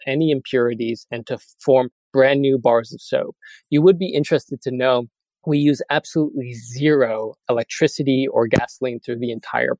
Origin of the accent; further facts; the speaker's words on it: United States; I am an American